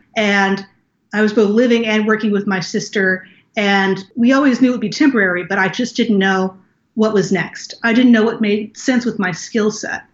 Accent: Naples, Florida, United States; also born or lived in Los Angeles, United States; I grew up in Naples, Florida

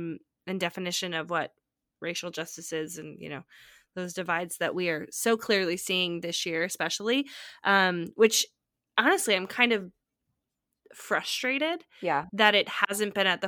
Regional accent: California, United States; now in Nashville, United States; I'm from California. I'm from the Bay Area, which is for all intents and purposes, like a pretty diverse place.

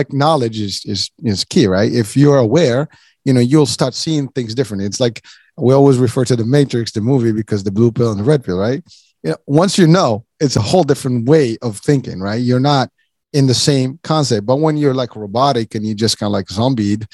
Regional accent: Morocco; moved away; I'm originally from Morocco

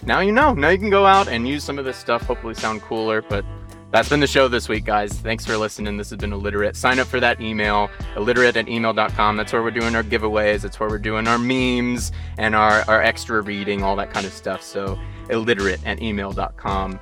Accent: Georgia, United States; growing up in the South

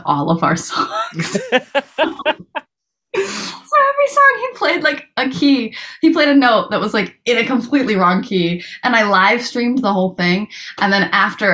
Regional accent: Rhode Island, United States; I'm from Rhode Island

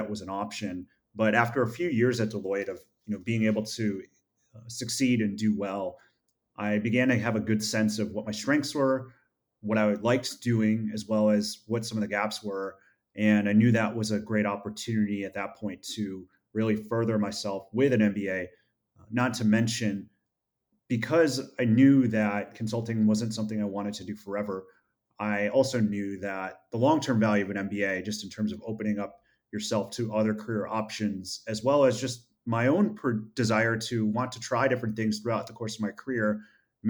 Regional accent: Rochester, New York, United States; moved away as an adult; from Rochester, New York. That's where I grew up, was born and raised

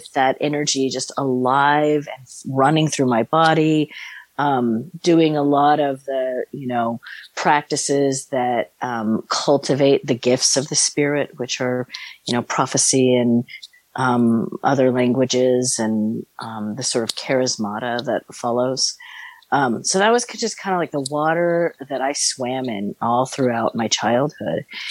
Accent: San Francisco Bay Area, California, United States; I grew up in the San Francisco Bay Area

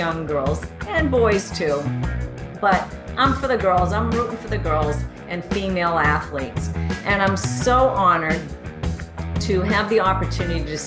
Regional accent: Boston, Massachusetts, United States; Boston, my hometown

